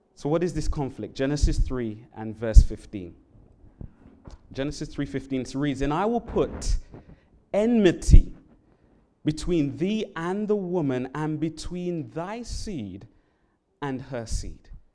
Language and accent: English; London, United Kingdom; now in Hawaii, United States; I'm from the um, country of England, London, England in particular